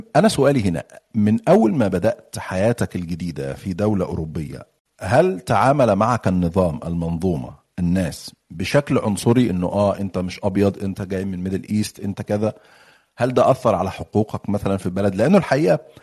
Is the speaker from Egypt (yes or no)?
yes; Egypt; now in United Kingdom; انا مصري وريفوجي في بريطانيا فانا يعني بتكلم من منطلق اللي جاي من مصر